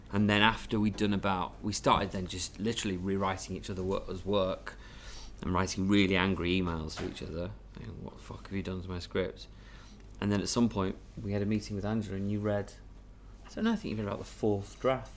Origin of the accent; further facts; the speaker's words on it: Manchester, North West England, United Kingdom; I'm from Manchester, there's a kind of northern